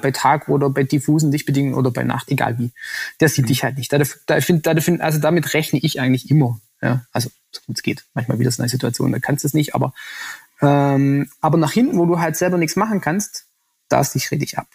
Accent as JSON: {"language": "German", "area": "Swabia", "region": "Baden-Württemberg", "country": "Germany", "said": "als Schwabe"}